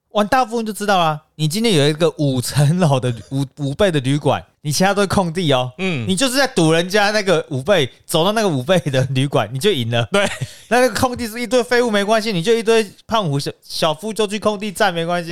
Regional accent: Taiwan; 我们台湾人

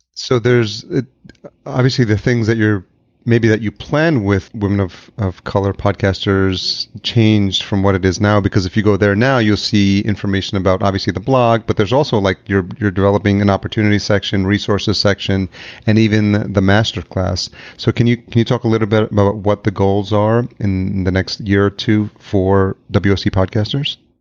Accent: Yonkers, New York, United States; moved away as an adult; also born or lived in Atlanta / Los Angeles; now in Minneapolis, United States; I grew up in Yonkers

